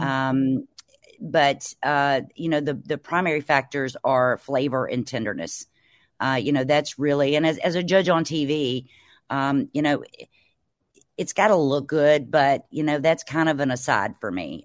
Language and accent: English; Mississippi Delta, United States; I'm from the Mississippi Delta, which is along the Mississippi River down in Mississippi.